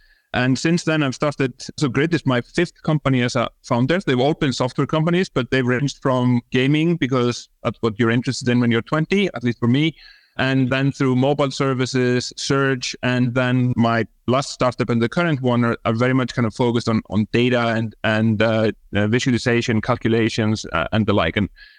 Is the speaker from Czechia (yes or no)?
no; Iceland; English is a second language; So, yeah, born and bred in Iceland. That's where my funny name and funny accent comes from. I actually grew up in the countryside. So, you know, spent a lot of time on my grandparents' farm.